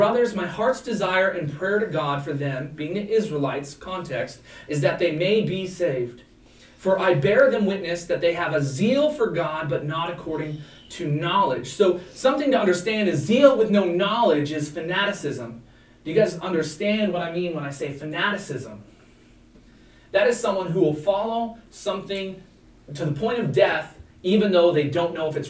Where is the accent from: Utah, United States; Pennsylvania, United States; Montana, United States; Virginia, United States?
Montana, United States; I was born in Montana.